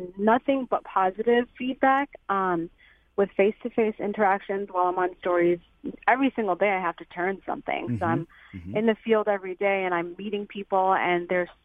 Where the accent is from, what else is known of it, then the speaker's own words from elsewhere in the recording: Chicago, Illinois, United States; moved away as an adult; now in Rock Island, United States; we're from Chicago